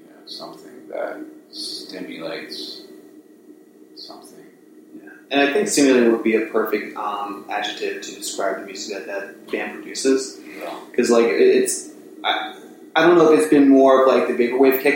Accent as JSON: {"language": "English", "town": "Atlantic City", "region": "New Jersey", "country": "United States", "said": "I come from Atlantic City"}